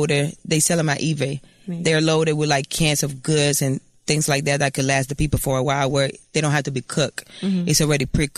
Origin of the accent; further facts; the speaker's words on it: Fort Lauderdale, Florida, United States; I'm from Lauderdale. 954, Lauderdale.